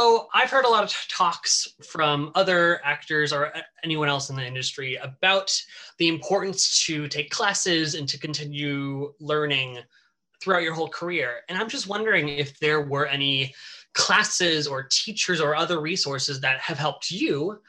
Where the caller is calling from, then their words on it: Minneapolis, Minnesota, United States; I'm right outside of Minneapolis.